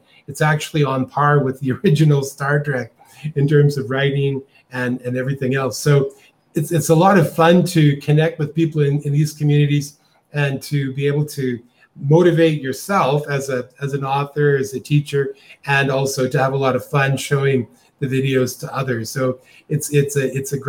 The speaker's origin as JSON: {"language": "English", "town": "Calgary", "region": "Alberta", "country": "Canada", "moved": "as an adult", "lives_now": "Costa Rica", "said": "I'm from Calgary, Canada, originally, but I've been living in Costa Rica for over 25 years."}